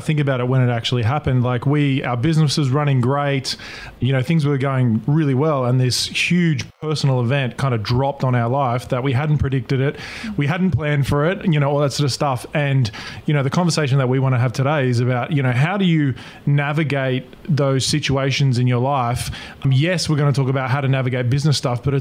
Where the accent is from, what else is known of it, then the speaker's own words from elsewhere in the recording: Australia; Another Aussie.